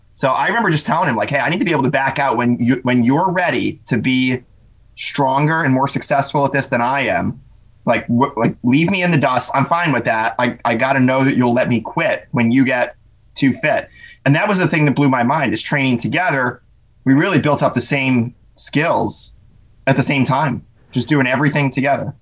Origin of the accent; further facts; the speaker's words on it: Pennsylvania, United States; I was kind of an awkward homeschool kid growing up in Pennsylvania